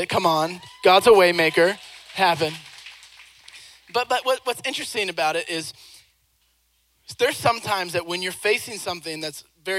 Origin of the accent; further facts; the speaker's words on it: Seattle, Washington, United States; I grew up in Seattle, Washington